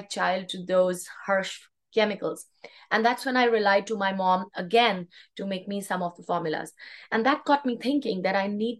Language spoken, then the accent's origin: English; India; moved away as an adult; now in Canada; Because I was raised in India, I grew up in India with holistic and natural values instilled in me